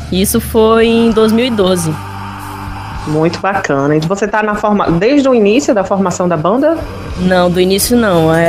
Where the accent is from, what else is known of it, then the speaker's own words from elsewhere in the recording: Manaus, Amazonas, Brazil; now in São Paulo, Brazil; eu sou de Manaus, né? Aí lá eu comecei a tocar bateria lá. Eu vim para São Paulo e entrei numa banda de punk, né?